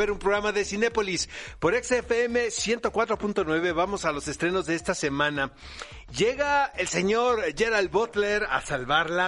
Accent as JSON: {"language": "Spanish", "town": "Tijuana", "region": "Baja California", "country": "Mexico", "accent": "Speedy González", "said": "me quitó el acento de Speedy González cuando yo llegué de Tijuana"}